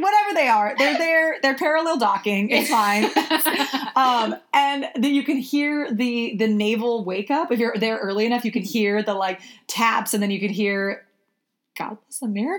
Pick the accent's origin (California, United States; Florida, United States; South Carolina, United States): California, United States; San Diego; I am from San Diego and Amy is from the Bay Area